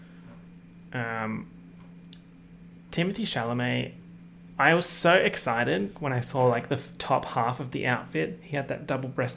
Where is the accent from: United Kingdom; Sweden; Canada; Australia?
Australia; accent: Australian; my accent, my Australian accent